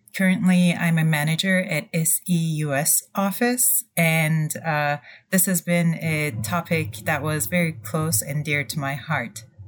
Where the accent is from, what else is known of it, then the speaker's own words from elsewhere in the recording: Turkey; moved away; also born or lived in Ann Arbor, Michigan, United States / Germany; I'm originally from Turkey